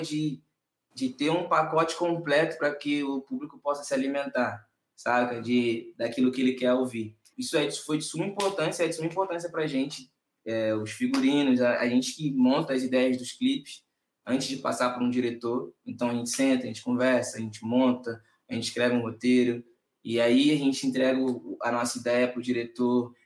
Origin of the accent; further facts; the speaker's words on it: Nova Iguaçu, Rio de Janeiro, Brazil; Nova Iguaçu, assim, que é o lugar que eu sou, não é a Baixada inteira, mas o lugar onde a gente se criou